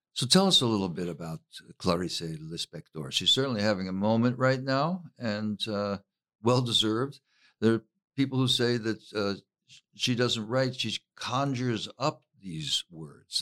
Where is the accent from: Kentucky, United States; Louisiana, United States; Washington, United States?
Kentucky, United States; Harlan; I'm from Harlan, Kentucky